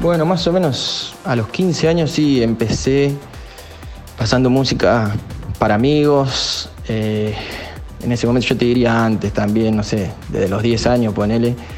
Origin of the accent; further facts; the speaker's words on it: northern zone of Buenos Aires, Buenos Aires Province, Argentina; Soy oriundo de zona norte de Buenos Aires